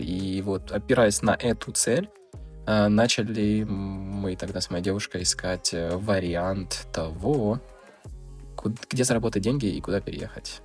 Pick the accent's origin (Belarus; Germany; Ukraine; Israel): Ukraine; Donetsk, Donetsk Oblast; moved away as an adult; also born or lived in Russia / China / Netherlands; я из Украины, я Всю свою жизнь прожил в Донецке, я почти никуда не выезжал.